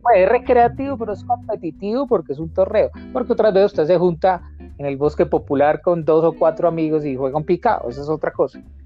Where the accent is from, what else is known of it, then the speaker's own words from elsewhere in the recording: Manzanares, Caldas, Colombia; now in Manizales, Colombia; Cuando me vine de Manzanares, de la casa de mi mamá